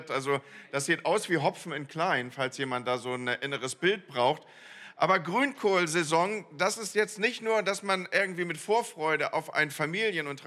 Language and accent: German; Northern Germany, Germany; ich komme aus dem Land, wo Moin Moin schon gesabbelt ist, wo man eigentlich nur Moin sagt